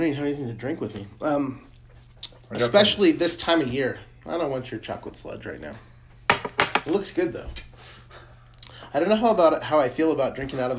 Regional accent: United States; I'm an American.

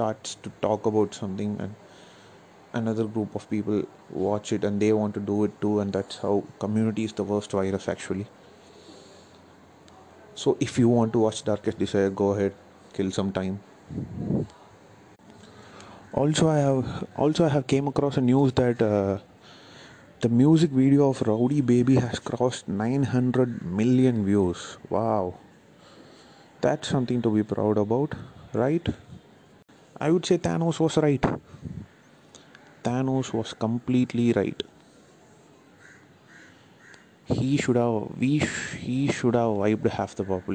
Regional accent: India; I'm also an Indian. As much as I critique our culture, I belong to this culture

